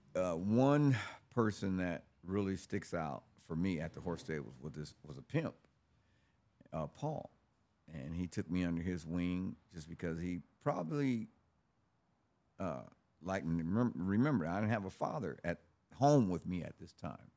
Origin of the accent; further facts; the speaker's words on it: Los Angeles, California, United States; I was born in Los Angeles, uh, in nineteen sixty-one. I grew up in the sixties and seventies in South Central Los Angeles